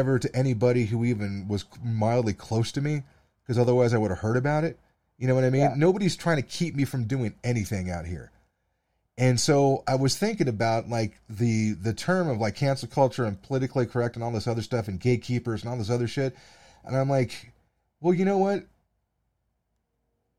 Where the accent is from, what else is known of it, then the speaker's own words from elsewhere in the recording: United States; I'm a podcaster from the United States